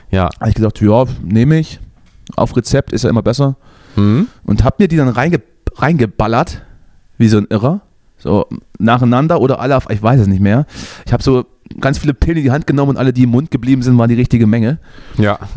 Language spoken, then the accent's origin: German; East Germany, Germany; aber ich bin ja ein, ein Kind des Ostens, im, im Fußball und im Punkrock sozialisiert.